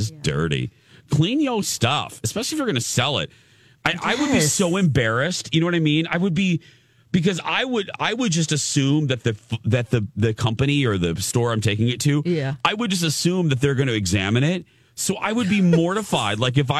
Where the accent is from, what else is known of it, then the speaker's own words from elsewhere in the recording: Chicago, Illinois, United States; moved away; I grew up in the Chicago area, so I watched Oprah before the rest of the country watched Oprah.